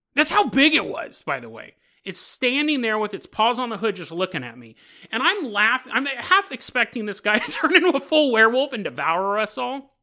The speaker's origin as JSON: {"language": "English", "town": "Sacramento", "region": "California", "country": "United States", "tie": "born or raised there", "also_born_or_lived": "San Lorenzo, California", "said": "we moved from San Lorenzo to Sacramento"}